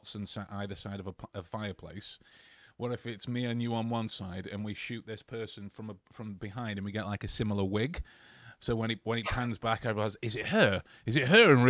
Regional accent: England, United Kingdom; as English people

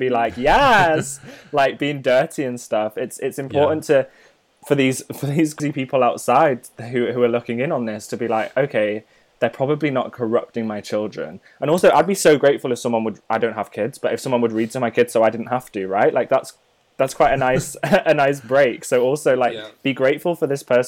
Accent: North Wales, United Kingdom; growing up in North Wales

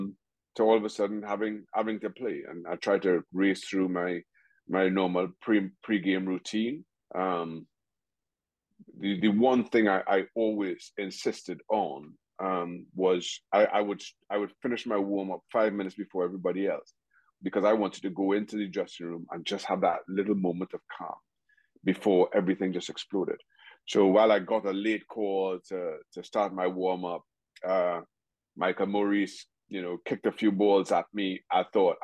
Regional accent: Trinidad & Tobago; moved away as an adult; also born or lived in United States; I grew up in Trinidad and Tobago.

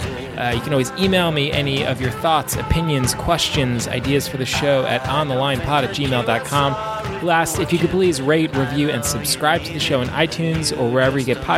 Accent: New York, United States; now in Maine, United States; I got to see my hometown New York Mets take apart the Boston Red Sox in Fenway Park on Friday night.

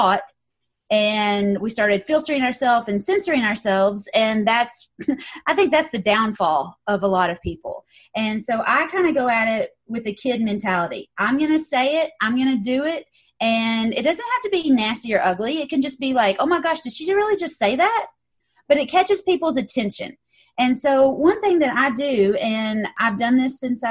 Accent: Knoxville, Tennessee, United States; I'm from Knoxville, Tennessee

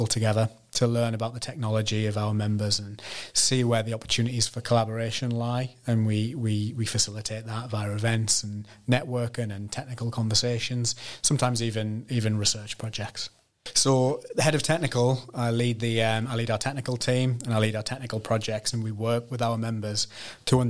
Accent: Sunderland, North East England, United Kingdom; from Sunderland, born and bred in Sunderland

